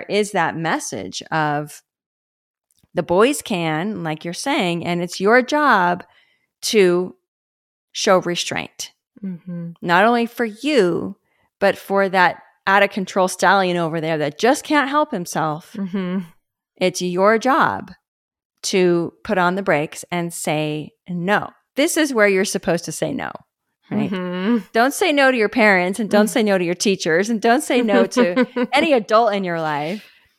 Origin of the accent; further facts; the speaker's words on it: Los Angeles, California, United States; because of where I grew up and the subculture that I grew up in West LA and the conversations around sexuality, I didn't carry that shame layer.